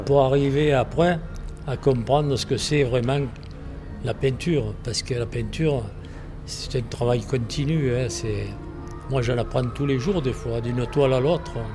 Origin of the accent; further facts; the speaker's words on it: Provence-Alpes-Côte d'Azur, France; accent: Provençal; Oui, je suis provençal, oui. Euh, d'origine italienne, bien sûr